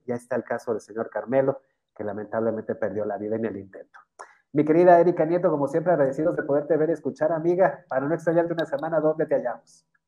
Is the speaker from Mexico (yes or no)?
yes; Mexico; como ciudadano mexicano